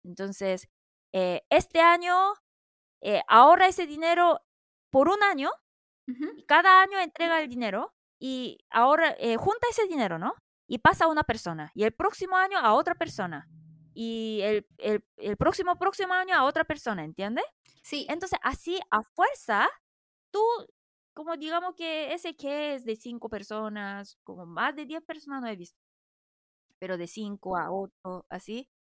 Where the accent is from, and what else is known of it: South Korea; Spanish is a second language